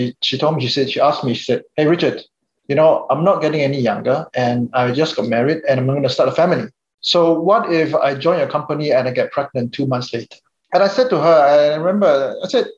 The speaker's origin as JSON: {"language": "English", "country": "Singapore", "said": "I come from Singapore"}